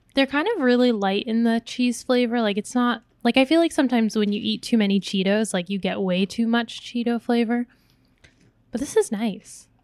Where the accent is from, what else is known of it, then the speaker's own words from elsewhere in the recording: United States; I was born in America, but when I would go visit the Philippines, 'cause most of my family's still there